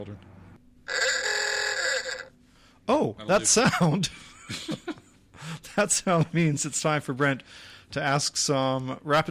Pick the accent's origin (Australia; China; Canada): Canada; the Maine of Canada, the Maritimes; I'm actually from the Maine of Canada